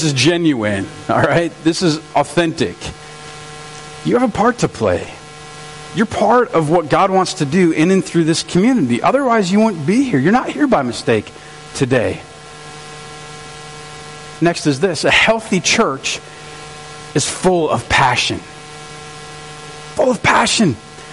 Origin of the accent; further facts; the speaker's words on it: St. Francis, United States; we're in St. Francis, and I'm from St. Francis